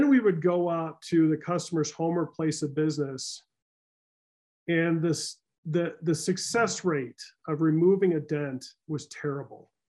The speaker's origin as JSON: {"language": "English", "region": "Midwest", "country": "United States", "tie": "born or raised there", "said": "I am a Midwesterner, born, right?"}